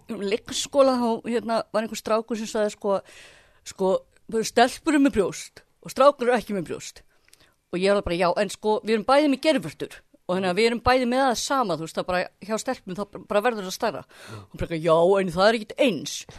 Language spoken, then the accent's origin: Icelandic; Kópavogur, Capital Region, Iceland; ég er alveg upp í Kópavóinum í Östubænum